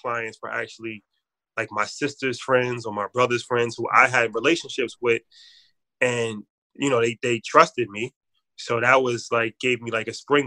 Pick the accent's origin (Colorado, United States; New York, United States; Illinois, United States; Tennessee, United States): New York, United States; White Plains; also born or lived in Bronx, New York; I grew up in the Bronx. I'm from the Bronx originally. And I moved from the Bronx like age 10, and then I moved to White Plains, which is where I live now, in Westchester.